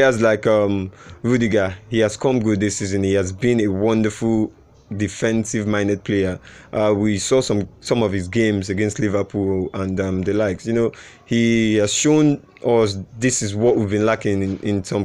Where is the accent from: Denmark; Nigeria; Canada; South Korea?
Nigeria; I'm a Nigerian.